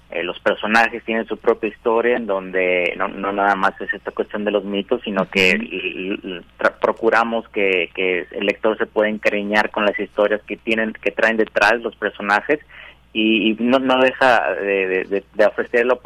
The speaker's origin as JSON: {"language": "Spanish", "country": "Mexico"}